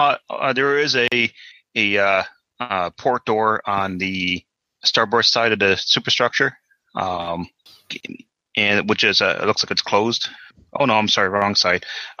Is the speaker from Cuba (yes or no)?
no; New England, United States; New England? I am.